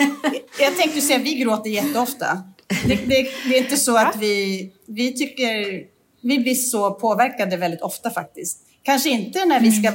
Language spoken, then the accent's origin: Swedish; Jämtland, Sweden; moved away; där vi kommer ifrån uppe i jämtländska skogen